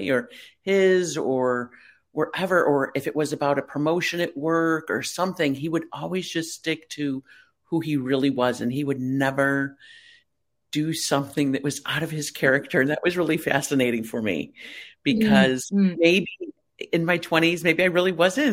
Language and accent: English; Chicago, Illinois, United States; I grew up in the Chicago area around my family